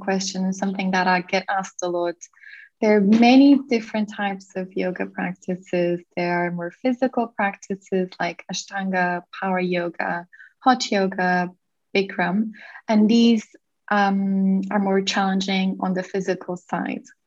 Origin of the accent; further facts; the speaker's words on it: Portugal; I was born and raised in Portugal